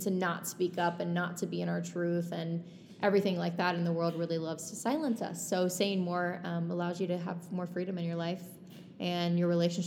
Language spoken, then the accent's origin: English; Texas, United States; I'm from Texas